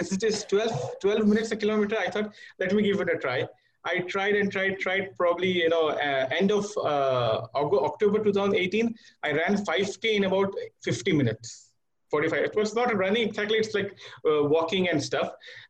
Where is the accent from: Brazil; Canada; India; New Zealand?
India; moved away as an adult; now in Riyadh, Saudi Arabia; I'm an Indian national residing in Riyadh for the past 8 years.